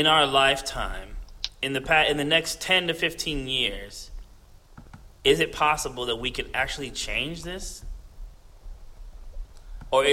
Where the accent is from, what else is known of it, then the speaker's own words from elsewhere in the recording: New Jersey, United States; moved away; I'm from New Jersey